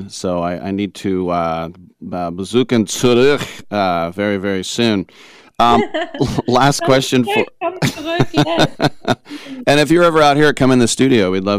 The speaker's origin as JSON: {"language": "English", "town": "El Cerrito", "region": "California", "country": "United States", "said": "I'm from El Cerrito"}